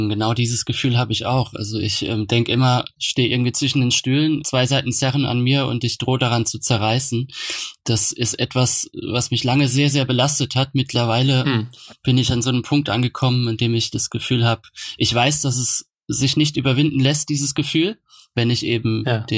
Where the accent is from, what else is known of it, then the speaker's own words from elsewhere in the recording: Kaiserslautern, Rhineland-Palatinate, Germany; accent: Palatinate Kaiserslautern dialect; es gab dann so eine Phase, in der ich versucht habe, meinen pfälzischen Kaiserslauterer Dialekt abzulegen.